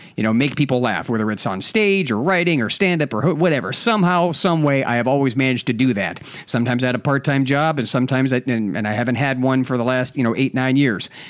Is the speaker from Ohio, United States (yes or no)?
yes; Ohio, United States; I'm from Ohio, I'm mostly raised in Ohio